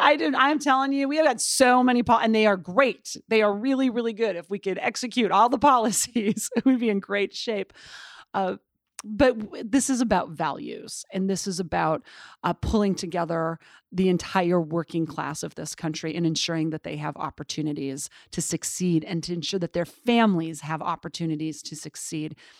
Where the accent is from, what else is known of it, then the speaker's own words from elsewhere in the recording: Butte, Montana, United States; moved away; I grew up in Butte, Montana